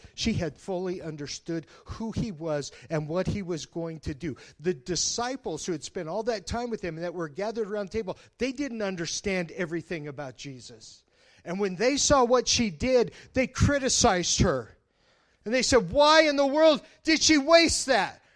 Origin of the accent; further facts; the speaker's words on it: Colorado, United States; now in Nebraska, United States; I'm from Colorado